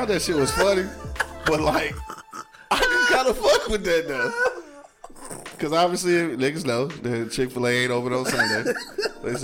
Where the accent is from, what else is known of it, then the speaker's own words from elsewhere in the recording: United States; I'm a nigga from America trying to make it